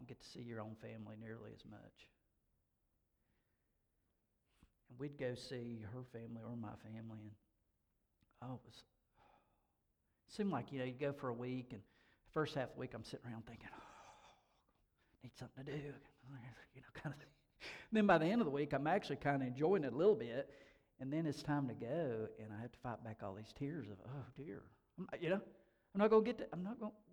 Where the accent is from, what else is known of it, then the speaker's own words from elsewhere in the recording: Hendersonville, North Carolina, United States; I grew up in Hendersonville, North Carolina